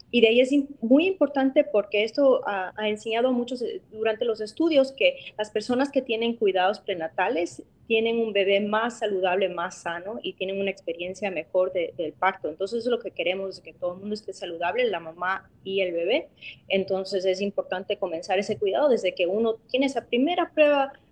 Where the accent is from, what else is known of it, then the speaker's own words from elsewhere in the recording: Chicago, Illinois, United States; porque yo soy originalmente de, de Chicago, es donde mi mamá vivía